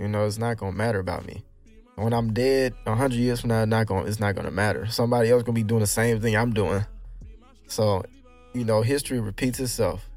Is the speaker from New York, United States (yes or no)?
no; Houston, Texas, United States; I'm raised in Houston